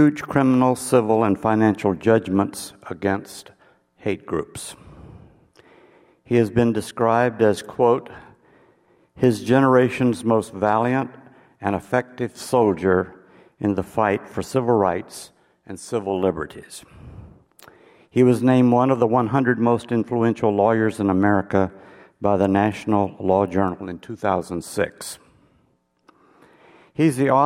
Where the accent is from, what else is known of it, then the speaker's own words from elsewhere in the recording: the American South, United States; as an American, and especially as a Southerner